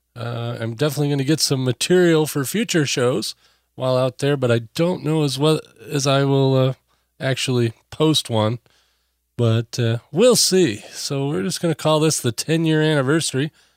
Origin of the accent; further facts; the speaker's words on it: Benzie County, Michigan, United States; moved away; I was from Benzie County over there in Lake Anne